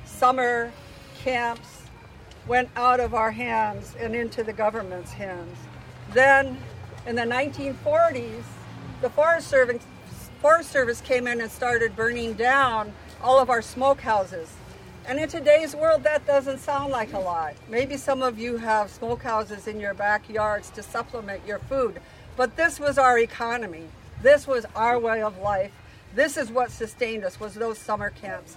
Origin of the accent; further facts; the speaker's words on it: Tlingit, Alaska, United States; We who are Tlingit